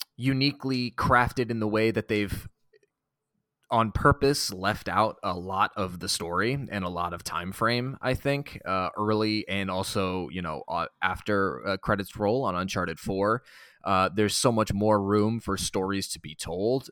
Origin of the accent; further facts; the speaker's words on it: Boston, Massachusetts, United States; I'm from Boston